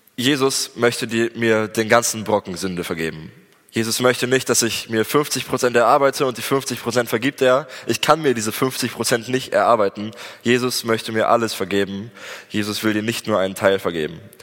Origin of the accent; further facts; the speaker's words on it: Germany; also born or lived in Espelkamp, Germany; als Deutsche